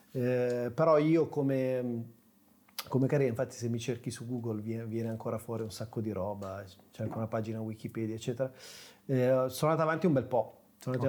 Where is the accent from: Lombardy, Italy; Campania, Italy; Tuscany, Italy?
Lombardy, Italy; Sesto San Giovanni; nasco, attenzione, nella periferia di Milano, Sesto San Giovanni